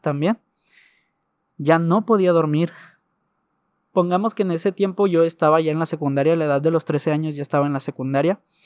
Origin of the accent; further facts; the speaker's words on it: Ciudad Juárez, Chihuahua, Mexico; tengo 22 años de edad y soy de Ciudad Juárez